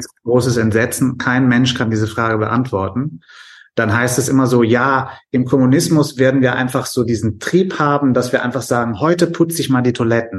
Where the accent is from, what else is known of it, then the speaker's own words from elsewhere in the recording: Germany; als Deutscher